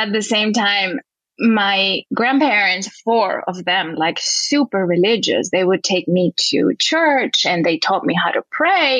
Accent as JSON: {"language": "English", "town": "Quito", "region": "Pichincha", "country": "Ecuador", "tie": "born or raised there", "moved": "yes", "lives_now": "Los Angeles, United States", "said": "I'm originally from Ecuador, from Quito, which is a city high in the Andes"}